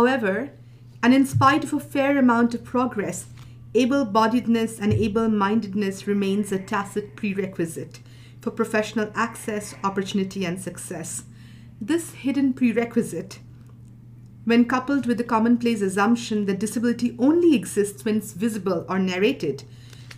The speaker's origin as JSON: {"language": "English", "country": "India", "moved": "yes", "said": "I'm originally from India, a post-colonial subject"}